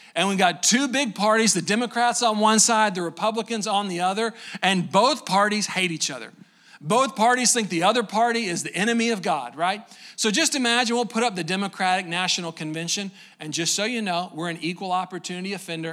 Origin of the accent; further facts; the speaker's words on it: Waco, Texas, United States; I'm from Waco, just down the road a little bit